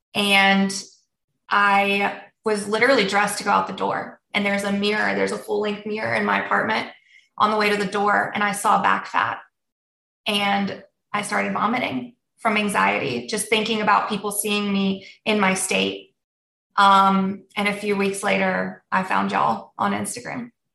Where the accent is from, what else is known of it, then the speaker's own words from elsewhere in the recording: United States; first language Polish; also born or lived in Germany; we came to the States when I was six months old. So I um, was raised in the States